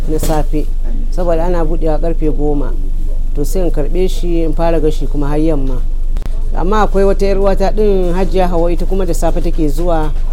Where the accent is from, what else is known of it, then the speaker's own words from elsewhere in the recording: Katsina, Nigeria; now in London, United Kingdom; Ni 'yar Katsina ce, amma yanzu na zaune a London bakin market